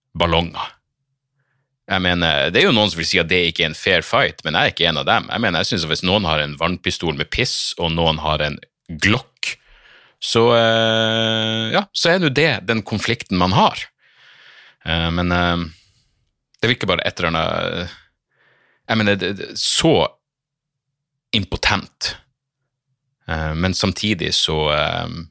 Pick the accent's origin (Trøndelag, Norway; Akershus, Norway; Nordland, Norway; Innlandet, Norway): Nordland, Norway; Narvik; now in Oslo, Norway; jeg er en storkar som ikke skjønner min egen dialekt